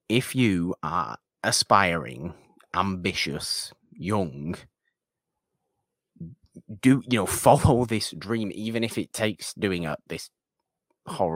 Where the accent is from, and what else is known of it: United Kingdom